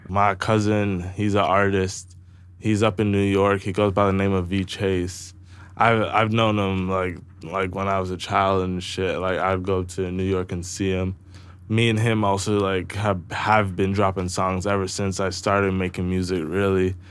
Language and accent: English; Brantford, Ontario, Canada; I'm also from Brantford